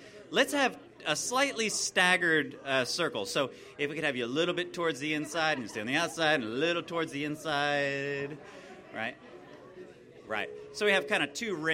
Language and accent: English; United States; us Americanos